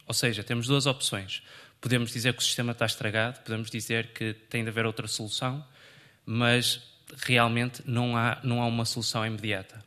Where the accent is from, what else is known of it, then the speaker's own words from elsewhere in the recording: Vila Nova de Famalicão, Norte, Portugal; moved away as an adult; now in Lisbon, Portugal; Sou de Vila Nova, Malicão, mas estudo no técnico.